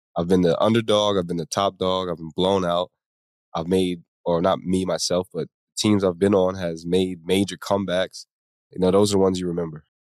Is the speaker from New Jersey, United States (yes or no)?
yes; Atlantic County, New Jersey, United States; I grew up in South Jersey, you know, Atlantic City, Atlantic County area by the beach.